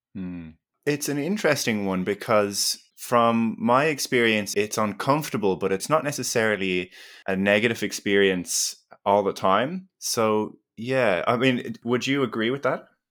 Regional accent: Ireland; accent: Irish; moved away as an adult; also born or lived in Melbourne, Australia; now in Australia; I grew up in Ireland and did my undergraduate in exercise

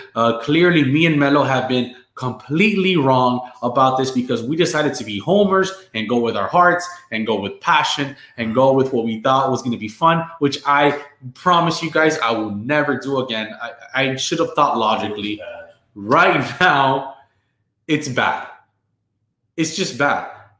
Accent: San Diego, California, United States; I did go with the Padres because I was from San Diego.

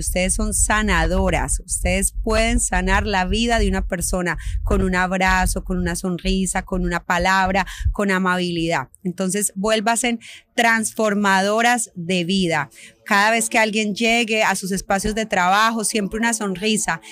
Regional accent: Medellín, Antioquia, Colombia; Yo soy de Medellín

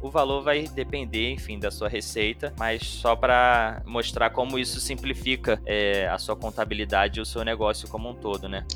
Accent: Rio de Janeiro, Brazil; como eu sou do Rio, eu falo M

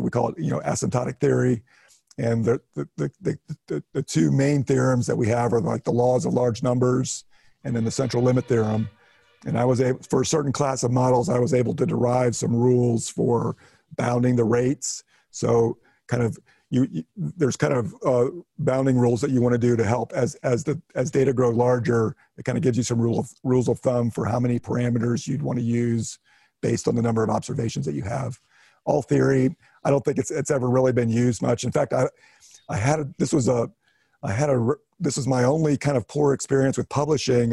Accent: Ohio, United States; moved away as an adult; also born or lived in North Carolina; I grew up in Ohio, north central part

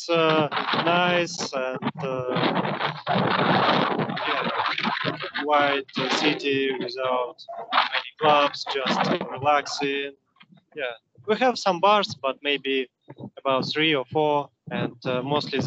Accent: Moscow, Russia; English is a second language; moved away as an adult; now in Philippines; I'm from Russia, Moscow

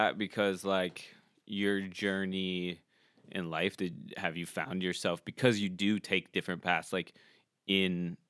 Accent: Florida, United States; moved away; my hometown.

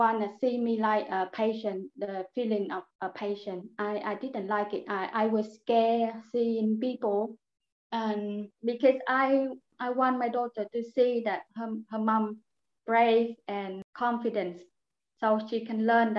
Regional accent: Vietnam; English is a second language; moved away as an adult; now in Birchington, United Kingdom; I live in Birkington since I came. I'm from Vietnam.

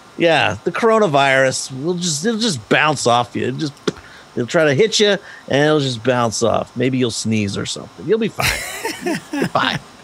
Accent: Big Spring, Texas, United States; I'm, I'm I'm from Big Spring, Texas, little tiny little town here in West Texas.

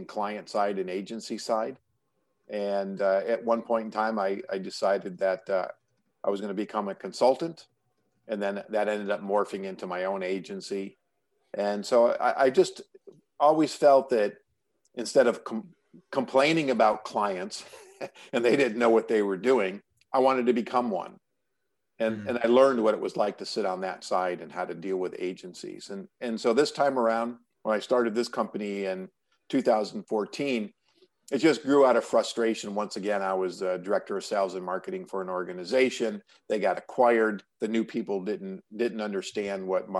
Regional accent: New York, United States; now in California, United States; I live in California, but I grew up in New York

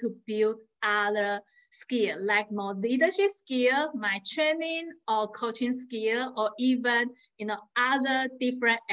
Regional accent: Taiwan; first language Mandarin; English is a second language; now in Connecticut, United States; I am from Taiwan, so I speak Mandarin and English is my second language

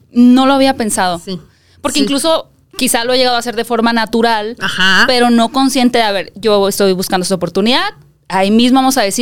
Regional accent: State of Mexico, Mexico; yo nací y crecí en el Estado de México.

